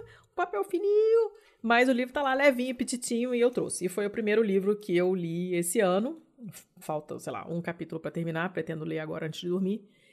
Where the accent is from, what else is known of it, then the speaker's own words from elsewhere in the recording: Rio de Janeiro, Brazil; sou do Rio